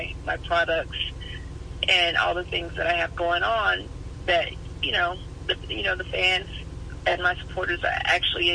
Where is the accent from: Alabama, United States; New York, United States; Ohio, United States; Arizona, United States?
Alabama, United States; moved away; I'm from Alabama